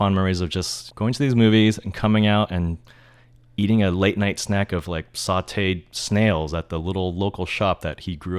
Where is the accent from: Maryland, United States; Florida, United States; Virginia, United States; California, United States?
California, United States; San Francisco; also born or lived in San Bruno; So I actually grew up in Japantown, like till I was 2 or 3, and then we moved just a little south of San Francisco into like San Bruno, one of the suburbs.